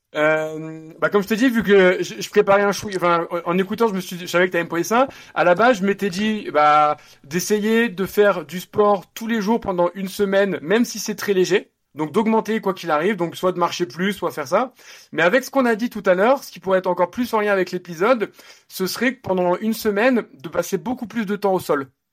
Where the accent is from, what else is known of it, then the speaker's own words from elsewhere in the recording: Nice, Provence-Alpes-Côte d'Azur, France; now in Paris, France; je viens de Nice